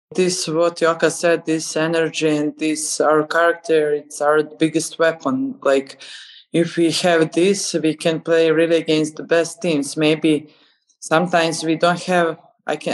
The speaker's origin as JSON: {"language": "English", "town": "Nikšić", "region": "Nikšić Municipality", "country": "Montenegro", "tie": "born or raised there", "said": "i was in my hometown nikšić"}